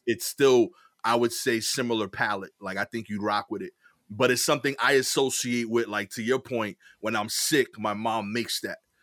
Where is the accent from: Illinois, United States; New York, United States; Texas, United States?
New York, United States; New York City; I grew up in East New York and now I live in Cypress Hill section of East New York